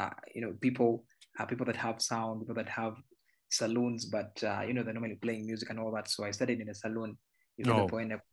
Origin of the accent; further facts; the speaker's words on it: Kampala, Central Region, Uganda; I was born and raised in Naguru